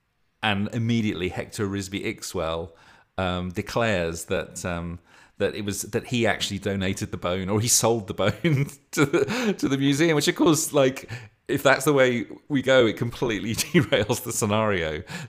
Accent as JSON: {"language": "English", "region": "North West England", "country": "United Kingdom", "accent": "Lancashire", "said": "but it kept slipping into my bloody Lancashire accent."}